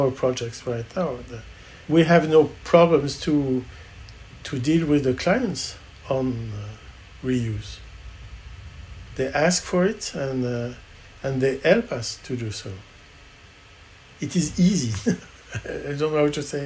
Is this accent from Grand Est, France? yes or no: no; Brittany, France; I'm from Brittany. My father was an oysterman